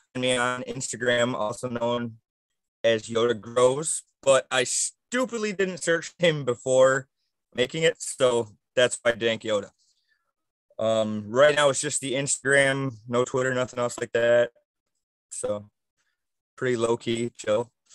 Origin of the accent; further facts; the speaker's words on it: Saginaw, Michigan, United States; I grew up in Saginaw